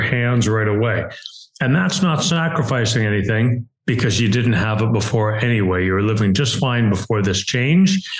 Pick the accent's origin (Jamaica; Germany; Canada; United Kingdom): Canada; now in Cleveland, United States; I'm in Cleveland, Ohio. Uh, I'm a Canadian citizen and a U.S. permanent resident